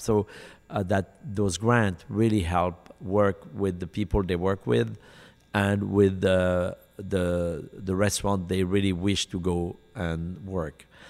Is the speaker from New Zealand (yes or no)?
no; Lyon, Auvergne-Rhône-Alpes, France; moved away as an adult; now in United States; in Lyon, my hometown